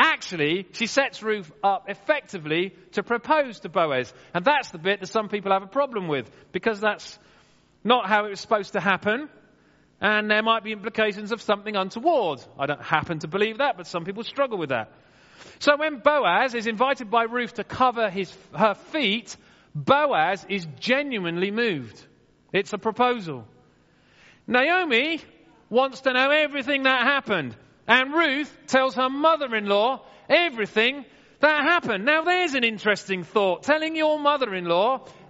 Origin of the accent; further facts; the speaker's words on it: Wimborne, South West England, United Kingdom; I was growing up in St. John's Church in Wimborne, after my dad died